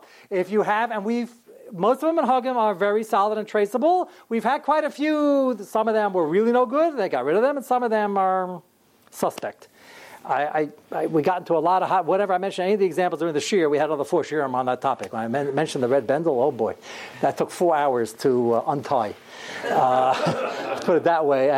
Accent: United States; I'm fifth generation American, and before that, we're from Kovna

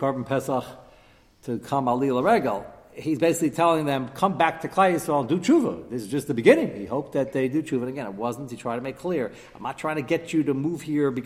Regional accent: United States; as an American

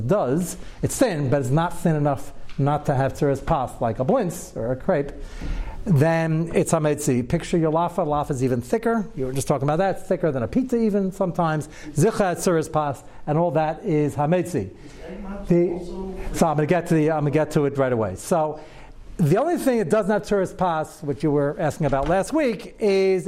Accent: United States; I was born in America also

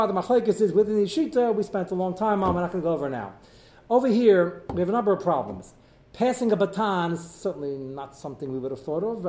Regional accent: United States; I'm American, I'm embedded in society

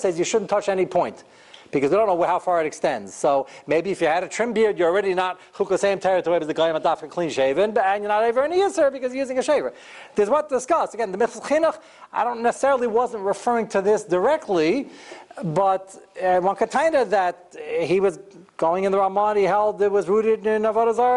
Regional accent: United States; I'm not only as American as everybody here being a citizen, I'm more American. I've been here longer than you have, more generations.

